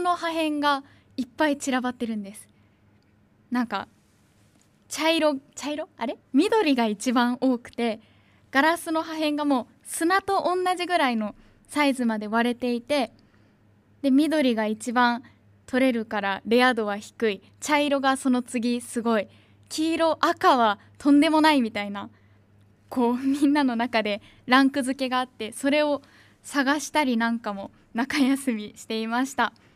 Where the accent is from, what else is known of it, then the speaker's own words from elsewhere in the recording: Tachikawa, Tokyo, Japan; 私の地元東京都立川市にある新生小学校